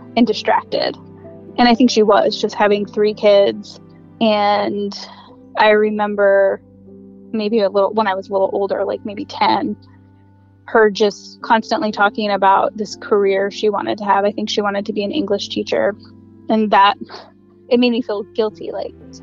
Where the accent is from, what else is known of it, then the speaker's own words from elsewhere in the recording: Glastonbury, Connecticut, United States; We grew up in Connecticut in Glastonbury, which is a really cute suburb of Hartford